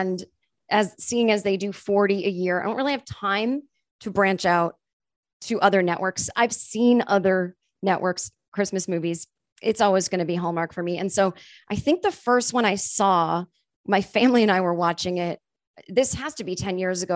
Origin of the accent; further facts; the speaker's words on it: Massachusetts, United States; I'm from Massachusetts and we say Mary